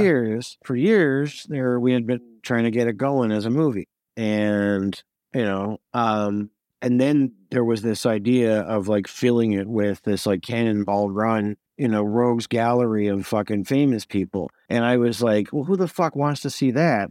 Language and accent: English; Montreal, Quebec, Canada; I was from Montreal